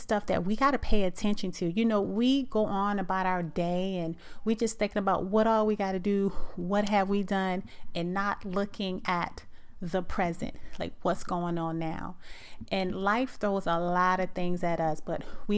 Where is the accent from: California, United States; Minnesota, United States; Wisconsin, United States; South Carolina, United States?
South Carolina, United States; I'm from South Carolina